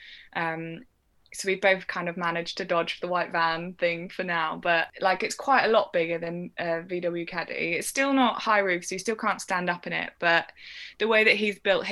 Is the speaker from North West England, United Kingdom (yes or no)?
no; Shropshire, West Midlands, United Kingdom; I grew up in Shropshire, but right on the Welsh border